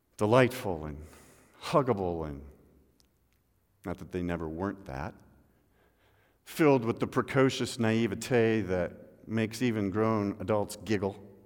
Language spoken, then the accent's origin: English; Midwest, United States; moved away; also born or lived in Seattle; I remember as a boy, uh, growing up in the Midwest